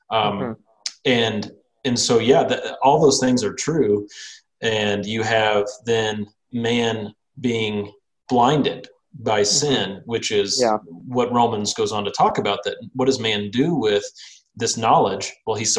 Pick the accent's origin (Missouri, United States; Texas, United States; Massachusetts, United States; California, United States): Missouri, United States; I'm from Missouri and I don't say anything right naturally.